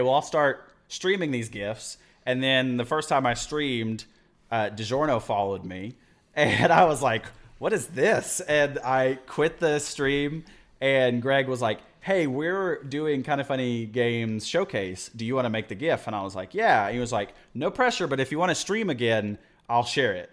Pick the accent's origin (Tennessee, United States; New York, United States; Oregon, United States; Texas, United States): Texas, United States; Midland; also born or lived in Pampa, Texas / Amarillo, Texas; now in Austin, United States; Midland in three, 'cause that's where I went to, uh, grade school and middle school